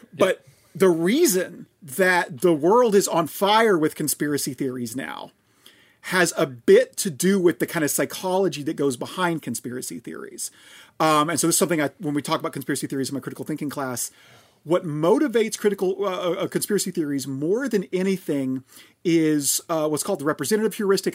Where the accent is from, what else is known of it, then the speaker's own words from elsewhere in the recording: Oklahoma, United States; I'm from Oklahoma